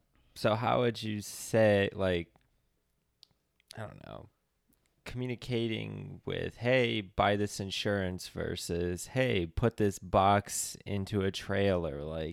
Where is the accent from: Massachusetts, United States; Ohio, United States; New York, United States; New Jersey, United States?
Ohio, United States; Akron; I'm from Akron